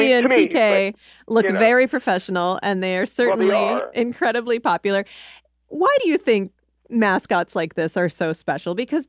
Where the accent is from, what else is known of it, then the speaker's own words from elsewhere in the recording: Cedar Falls, Iowa, United States; I grew up in Cedar Falls